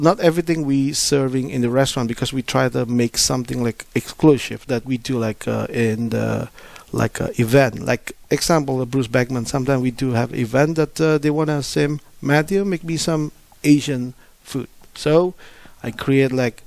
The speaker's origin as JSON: {"language": "English", "country": "Indonesia", "moved": "yes", "said": "I'm from Indonesia"}